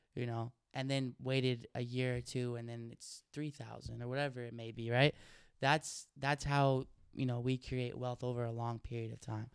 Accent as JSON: {"language": "English", "region": "Oregon", "country": "United States", "tie": "born or raised there", "said": "I grew up in Oregon"}